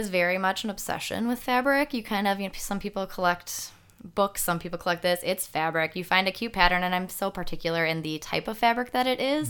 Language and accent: English; Franklin, Wisconsin, United States; born and raised here in Franklin. Uh, been here my whole life